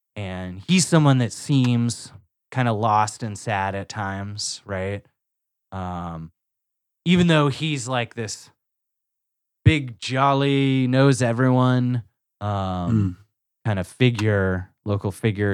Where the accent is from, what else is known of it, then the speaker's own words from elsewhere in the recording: United States; as an American